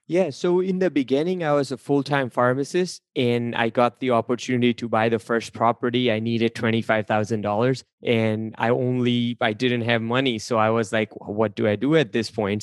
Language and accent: English; India; English is a second language; moved away; originally, I'm an immigrant from India. I came here. I was not speaking a word of English